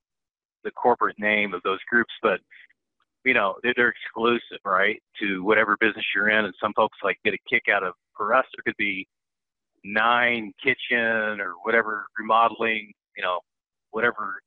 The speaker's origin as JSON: {"language": "English", "town": "Bloomington", "region": "Indiana", "country": "United States", "tie": "born or raised there", "said": "So I came from Southern Indiana. I grew up in Bloomington. It's about 50 miles south of Indianapolis"}